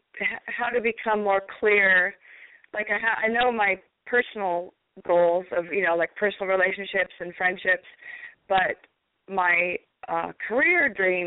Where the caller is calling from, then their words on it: Washington, United States; I'm calling from Washington State.